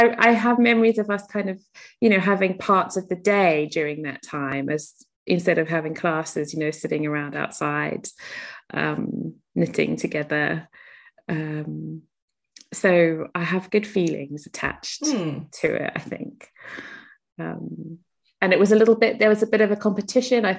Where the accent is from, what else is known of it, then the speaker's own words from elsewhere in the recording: South Africa; I grew up in South Africa, so there was a lot of kind of charitable work going on in our school